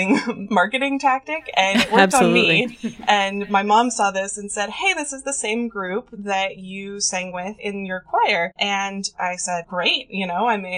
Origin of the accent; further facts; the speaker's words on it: North Idaho, United States; moved away as an adult; now in Olympia, United States; I grew up in North Idaho, and then I moved over to Olympia to go to college in 2008 and never left